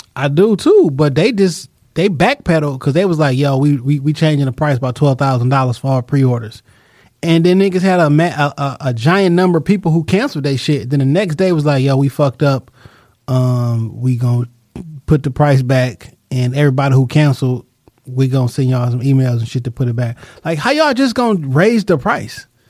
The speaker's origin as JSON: {"language": "English", "town": "Detroit", "region": "Michigan", "country": "United States", "said": "I'm from Detroit"}